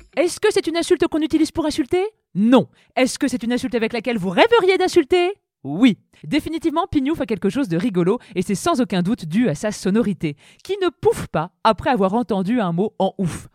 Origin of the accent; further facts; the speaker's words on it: Beauce, Centre region, Centre-Val de Loire, France; En Beauce notamment, là où j'ai grandi